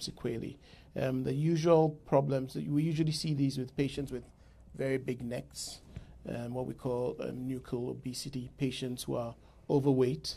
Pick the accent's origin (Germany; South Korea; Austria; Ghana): Ghana; moved away as an adult; also born or lived in New York, United States; now in United States; I'm originally from Ghana, and I did my medical school back in Ghana